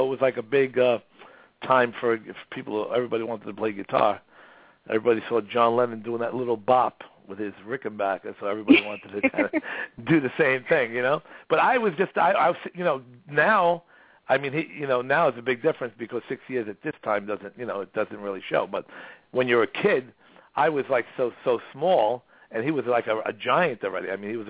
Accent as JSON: {"language": "English", "town": "Brooklyn", "region": "New York", "country": "United States", "tie": "born or raised there", "said": "so I was born in Brooklyn, East New York."}